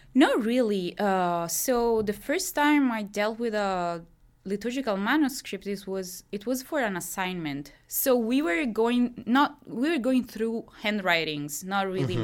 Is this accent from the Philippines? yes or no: no; Milan, Lombardy, Italy; English is a second language; moved away as an adult; also born or lived in France; I'm from Milan